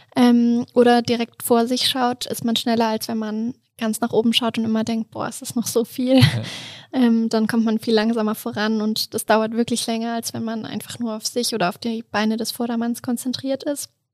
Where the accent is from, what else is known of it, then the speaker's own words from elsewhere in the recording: Duderstadt, Lower Saxony, Germany; also born or lived in Hannover; now in Innsbruck, Austria; Ich komme ursprünglich aus Duderstadt